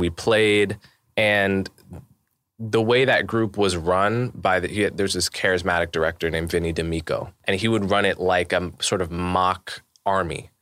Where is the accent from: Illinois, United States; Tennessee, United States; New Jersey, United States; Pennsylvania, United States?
New Jersey, United States; Montclair; I grew up in New Jersey. I grew up in Montclair, New Jersey